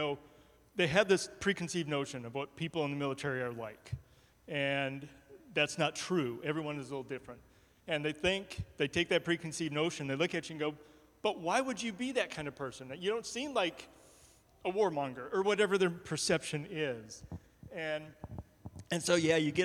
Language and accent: English; Georgia, United States; moved away as an adult; I grew up in Georgia